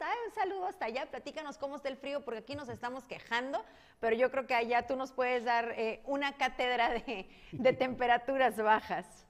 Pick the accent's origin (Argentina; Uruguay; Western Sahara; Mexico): Mexico; como mexicanos